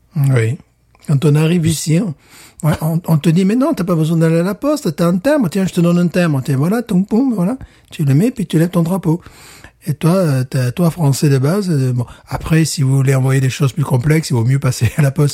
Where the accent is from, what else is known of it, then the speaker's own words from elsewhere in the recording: France; je suis français